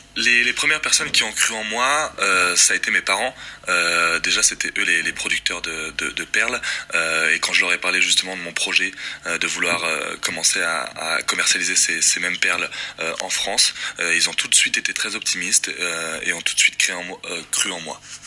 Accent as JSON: {"language": "French", "region": "Windward Islands", "country": "French Polynesia", "said": "je suis tahitien. Je viens plus particulièrement de l'île de Moorea, euh, l'île sœur de, Tahiti"}